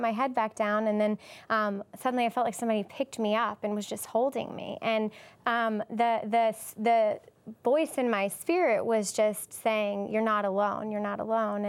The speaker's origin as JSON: {"language": "English", "region": "Louisiana", "country": "United States", "tie": "born or raised there", "moved": "as an adult", "lives_now": "Haiti", "said": "I was born in Louisiana, and when I was 7, my father passed away"}